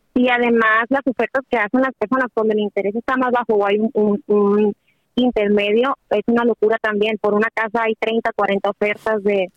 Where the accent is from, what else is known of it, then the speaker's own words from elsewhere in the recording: Sinaloa, Mexico; now in California, United States; Tengo 33 años, hablo de California y soy de Sinaloa